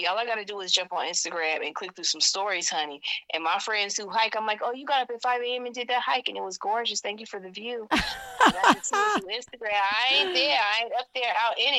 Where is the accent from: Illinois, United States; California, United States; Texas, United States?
California, United States; moved away as an adult; also born or lived in Georgia; now in Utah, United States; I'm from California, lived there all my life.